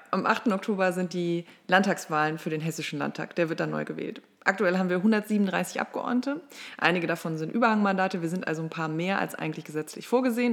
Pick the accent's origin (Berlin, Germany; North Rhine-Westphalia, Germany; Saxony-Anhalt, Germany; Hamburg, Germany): North Rhine-Westphalia, Germany; Mülheim an der Ruhr; moved away as an adult; now in Marburg, Germany; ich komme aus Mülheim an der Ruhr. Das liegt in NRW zwischen Essen, Oberhausen und Duisburg und bin dort die Tochter einer alleinerziehenden Mutter groß geworden